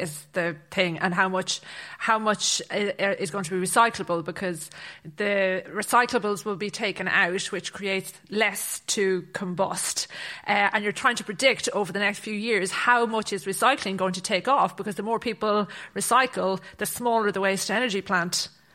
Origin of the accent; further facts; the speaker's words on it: Athlone, Connacht, Ireland; moved away as an adult; also born or lived in Galway / Dublin; I'm from Athlone in County Roscommon